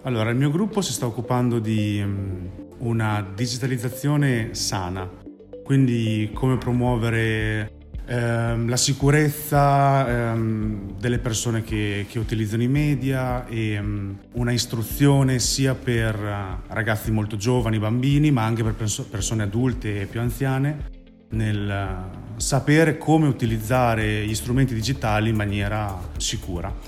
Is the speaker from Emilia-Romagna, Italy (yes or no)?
yes; Bologna, Emilia-Romagna, Italy; vengo da Bologna